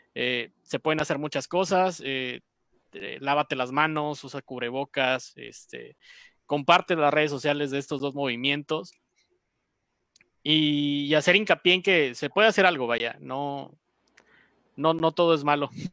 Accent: Mexico; nosotros como mexicanos

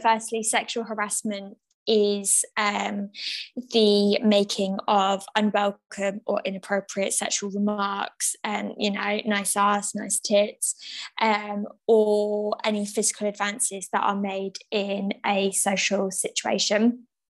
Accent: England, United Kingdom; also born or lived in Essex; we are white women who have been born and raised in England

